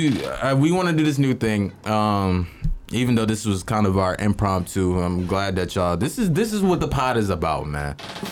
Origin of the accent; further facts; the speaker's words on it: Philadelphia, Pennsylvania, United States; I'm from mm-hmm. Philly